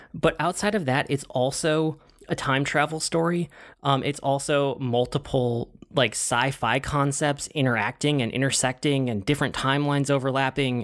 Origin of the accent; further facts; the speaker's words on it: United States; I'm American